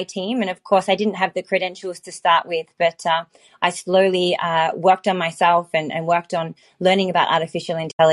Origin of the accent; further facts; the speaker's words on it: Australia; also born or lived in Los Angeles; now in Silicon Valley, United States; Although I'm Australian, I'm actually based in Silicon Valley and spend my time between Los Angeles and San Fran.